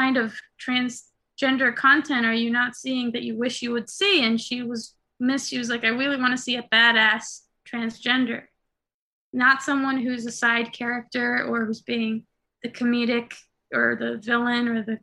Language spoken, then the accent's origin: English; Israel; moved away as an adult; also born or lived in New York, United States; now in Los Angeles, United States; I was born in New York, but when I was 8, my Israeli parents moved us back to Israel. So I was in Israel from 8 to 21